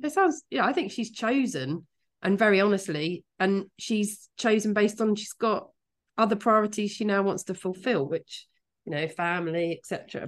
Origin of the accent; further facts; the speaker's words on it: Kent, South East England, United Kingdom; moved away; I'm from Kent